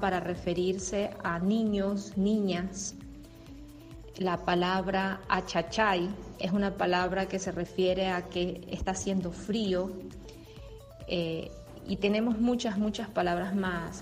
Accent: Ecuador; moved away as an adult; now in Brazil; soy ecuatoriana.

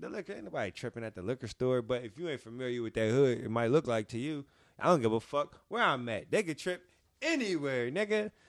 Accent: Philadelphia, Pennsylvania, United States; I'm from West Philly

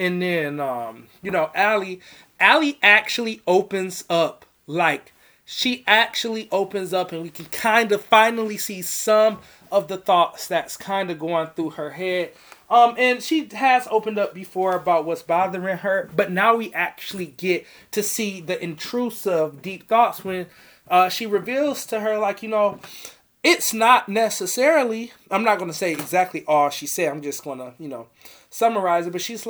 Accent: Chicago, Illinois, United States; born there; I was born in Southside Chicago with his shameless ass.

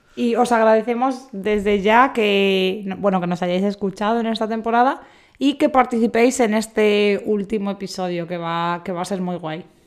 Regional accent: Community of Madrid, Spain; somos todos de Madrid, zona

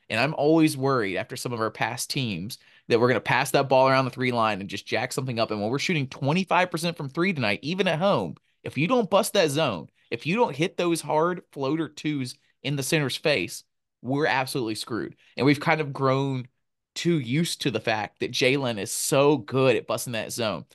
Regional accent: Montgomery, Alabama, United States; Montgomery, Alabama, my hometown, Ben's hometown

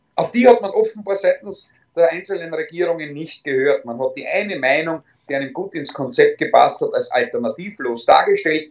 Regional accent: Styria, Austria; In erster Linie bin ich Steirer, in zweiter Linie bin ich selbstverständlich Österreicher

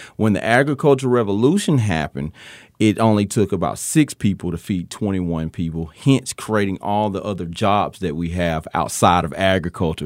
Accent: Tuscaloosa, Alabama, United States; I'm from Tuscaloosa, Alabama, but I, we have farms here

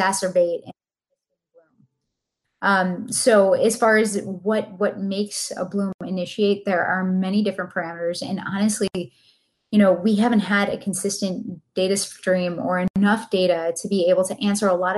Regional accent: Buffalo, New York, United States; now in Sarasota, United States; I'm from Buffalo

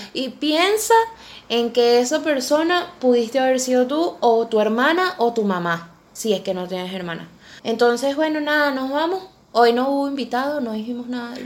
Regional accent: Venezuela; now in Argentina; esa situación yo no la sentía en Venezuela, a pesar de que en Venezuela tuve una que otra experiencia

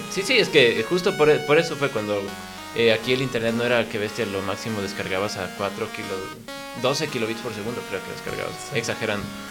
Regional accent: Quito, Pichincha, Ecuador; yo nací en Quito y vivimos acá

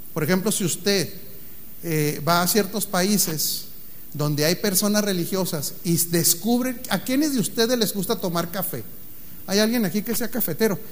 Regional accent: Mexico; como mexicano

